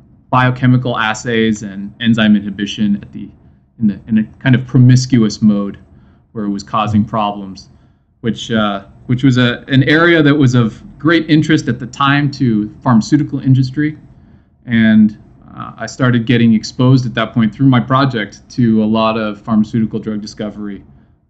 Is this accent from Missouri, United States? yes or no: yes; St. Louis, Missouri, United States; I grew up in St. Louis, Missouri